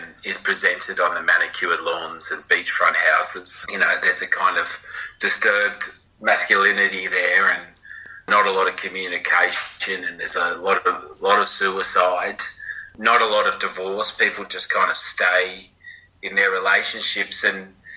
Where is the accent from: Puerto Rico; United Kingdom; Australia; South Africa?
Australia; Cronulla, New South Wales; I grew up in Cronulla